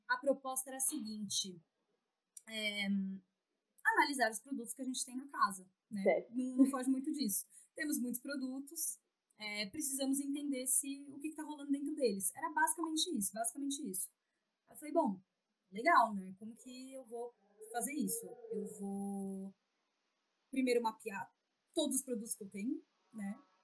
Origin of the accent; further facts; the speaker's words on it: São Paulo, Brazil; sou de São Paulo, São Paulo capital.